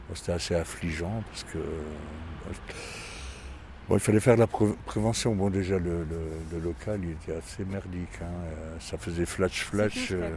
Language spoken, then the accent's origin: French; Forbach, Grand Est, France; now in Metz, France; je suis pas de Metz, je suis de Forbach